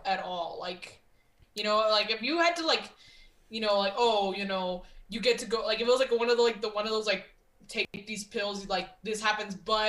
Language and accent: English; United States; being an American